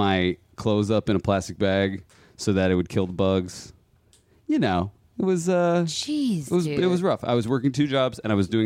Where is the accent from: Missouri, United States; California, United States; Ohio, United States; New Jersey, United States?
Ohio, United States; Cincinnati; moved away as an adult; also born or lived in Michigan / New York; a school in my hometown in Cincinnati